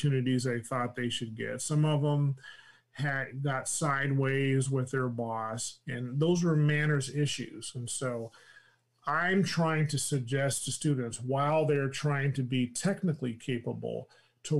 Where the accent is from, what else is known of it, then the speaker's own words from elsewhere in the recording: California, United States; accent: Californian; I talk like I'm from California